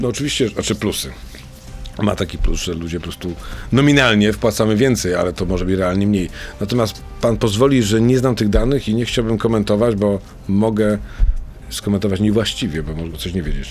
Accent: Wrocław, Lower Silesian Voivodeship, Poland; moved away as an adult; also born or lived in Warsaw; ja jestem z Wrocławia i pojechałem do Warszawy

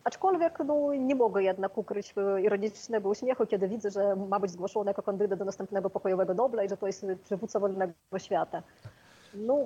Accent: Ukraine; Polish is a second language; moved away as an adult; also born or lived in Kyiv; now in Poland; jako Ukrainka

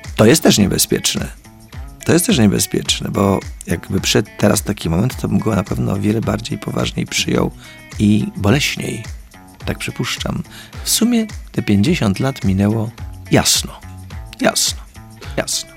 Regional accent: Poland; jestem z Polski

